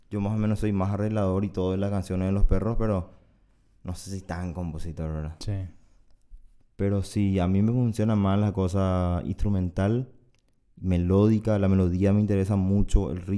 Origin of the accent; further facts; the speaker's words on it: Paraguay; yo soy paraguayo